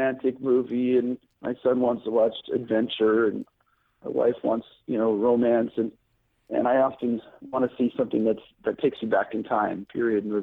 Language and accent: English; Hawaii, United States; I grew up in Hawaii, where the most ethnically diverse state in the United States.